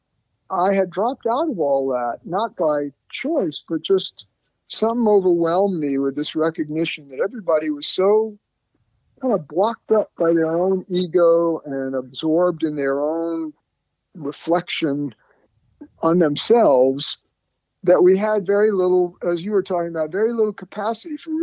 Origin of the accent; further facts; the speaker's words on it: North Carolina, United States; also born or lived in New York City; moved to North Carolina, my family, when I was seven